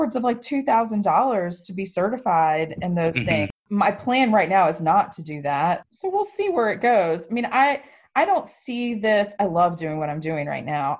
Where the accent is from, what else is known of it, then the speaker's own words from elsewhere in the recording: Miami, Florida, United States; now in South Carolina, United States; I grew up in Miami